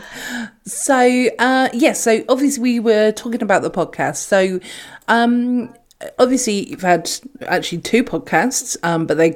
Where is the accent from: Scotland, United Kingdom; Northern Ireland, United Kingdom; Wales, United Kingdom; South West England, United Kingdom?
South West England, United Kingdom; Weymouth; I'm actually from Weymouth and Dorset